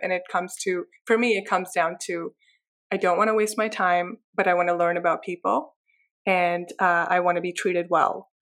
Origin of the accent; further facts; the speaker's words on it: Pakistan; now in Canada; I was raised in Pakistan